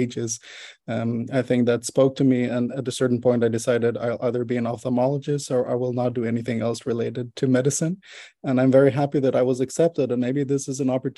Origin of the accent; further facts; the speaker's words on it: Israel; moved away as an adult; now in Netherlands; I was born and raised in Israel